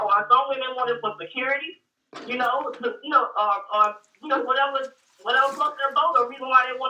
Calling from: Dallas, Texas, United States; I'm calling from Dallas.

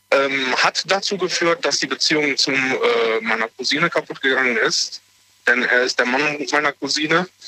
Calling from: Aachen, North Rhine-Westphalia, Germany; ich komme aus Aachen.

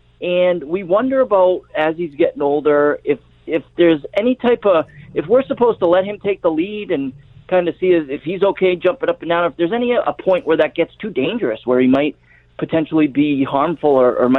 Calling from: Plattsburgh, New York, United States; We're calling from Plattsburgh, all the way up on the Canadian border.

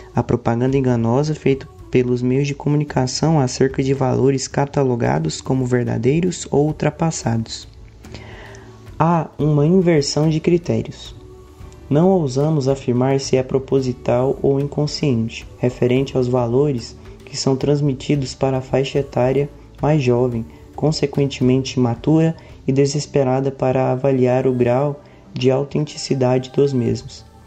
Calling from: Goiânia, Goiás, Brazil; eu falo de Goiânia

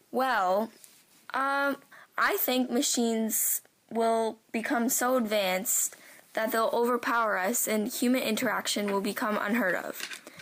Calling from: Guelph, Ontario, Canada

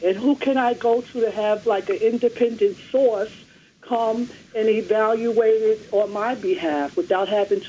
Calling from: New York City, New York, United States; I'm calling from Brooklyn

